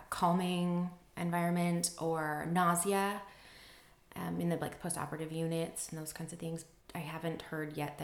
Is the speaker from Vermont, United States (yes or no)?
no; Pocatello, Idaho, United States; So I grew up in Pocatello, Idaho